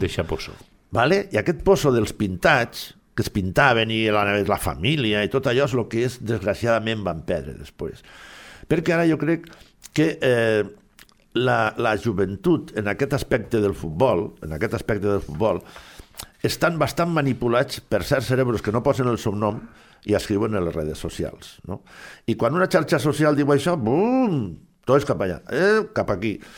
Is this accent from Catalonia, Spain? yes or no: no; Silla, Valencian Community, Spain; moved away; jo tenia que anar a València, a Silla, al meu poble